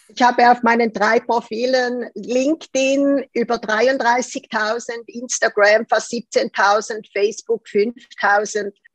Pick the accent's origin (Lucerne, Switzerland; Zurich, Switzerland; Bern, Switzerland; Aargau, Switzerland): Zurich, Switzerland; born or raised there